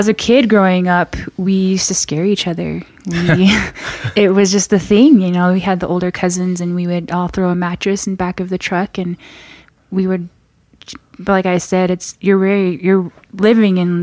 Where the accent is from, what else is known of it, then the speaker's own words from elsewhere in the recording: Cameron, Arizona, United States; moved away as an adult; also born or lived in Flagstaff, Arizona; now in Provo, United States; I'm from a small town in the Navajo Reservation. It's called Cameron. It's right outside the Grand Canyon